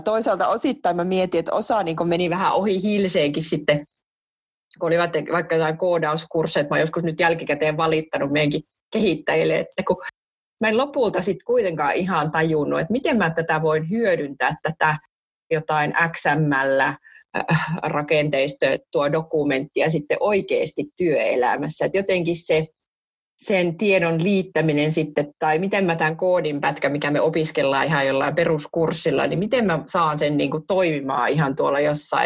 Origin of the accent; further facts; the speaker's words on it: Jyväskylä, Central Finland, Finland; mä oon Jyväskylästä kotoisin